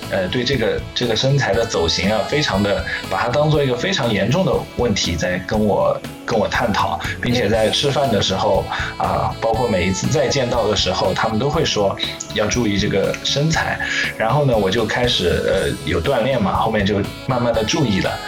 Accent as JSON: {"language": "Chinese", "town": "Hangzhou", "region": "Zhejiang", "country": "China", "said": "我来自杭州，浙江杭州"}